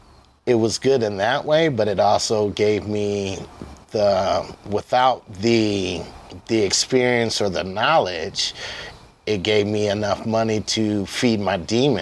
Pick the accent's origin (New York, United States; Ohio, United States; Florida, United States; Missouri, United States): Ohio, United States; Toledo; Toledo, Ohio.